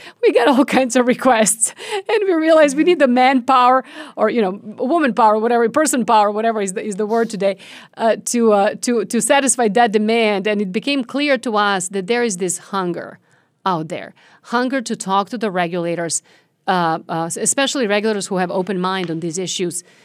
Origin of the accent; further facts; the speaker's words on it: Serbia; now in United States; I was born and raised in Serbia, former Yugoslavia